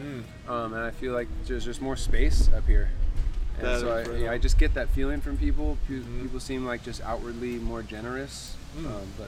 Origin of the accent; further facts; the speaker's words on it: Long Beach, California, United States; I am from Long Beach, California, which is Southern California, that's South LA, for those who don't know. And I'm in Alaska for my very first time.